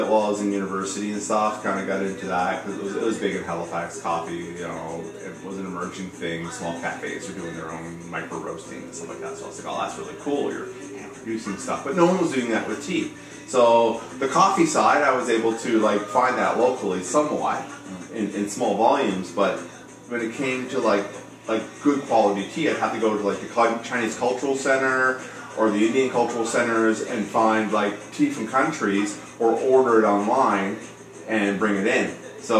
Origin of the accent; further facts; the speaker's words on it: Germany; also born or lived in Goose Bay, Canada / Canada; I was born in Goose Bay, Labrador, in Newfoundland. I come from a military family, so I grew up all around Canada and around Europe as well. So I spent most of my youth in Germany, rural Germany, Baden-Baden, Lahr, Frankfurt.